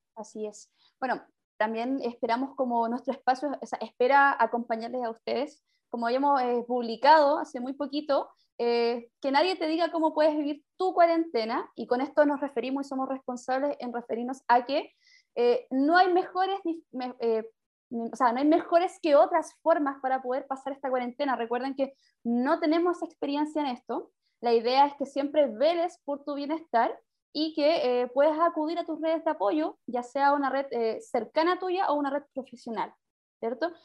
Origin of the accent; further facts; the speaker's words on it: Maipú, Santiago Metropolitan Region, Chile; also born or lived in Quinta Normal; criada o criada de toda mi vida, 25 años viví en Maipú